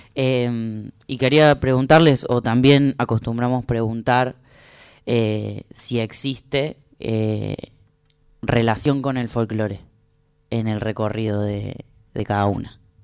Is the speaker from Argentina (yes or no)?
yes; the interior, Argentina; también soy una persona de eso que llaman el interior